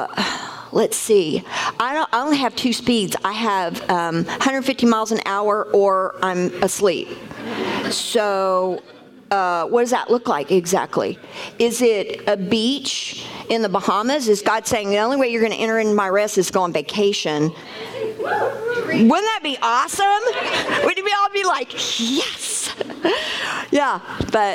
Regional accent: United States; also born or lived in Mexico; We're from America and we work in America.

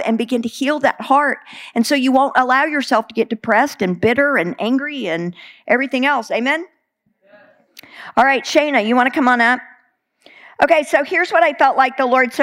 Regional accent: Texas, United States; I'm a Texan

